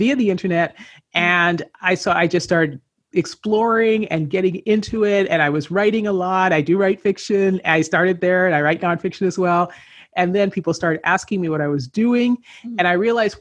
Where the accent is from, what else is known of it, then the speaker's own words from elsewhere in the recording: Canada; moved away as an adult; I grew up in Canada